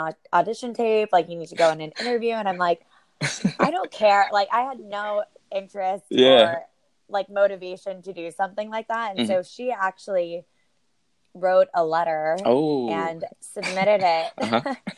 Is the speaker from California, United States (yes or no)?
yes; Northern California, United States; I'm born and raised in Northern California. I grew up in a pretty small town.